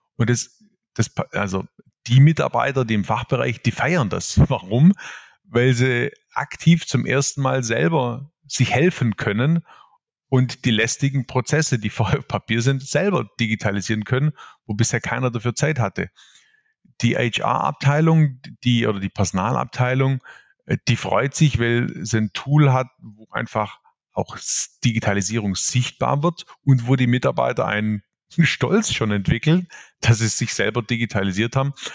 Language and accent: German; Swabia, Baden-Württemberg, Germany; accent: Swabian; also born or lived in Ravensburg; ihr hört es jetzt gleich, ich bin Schwabe durch und durch